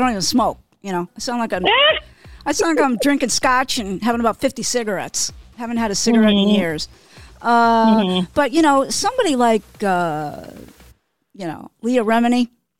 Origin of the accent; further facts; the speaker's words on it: Queens, New York, United States; I'm originally from Queens, as I've mentioned.